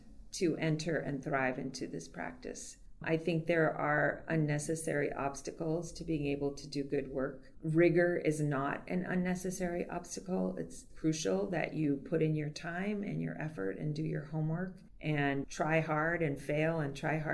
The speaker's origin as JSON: {"language": "English", "country": "Puerto Rico", "tie": "born or raised there", "moved": "yes", "said": "I was raised in Puerto Rico, and although I wasn't born there, I pretty much became who I am in a place like"}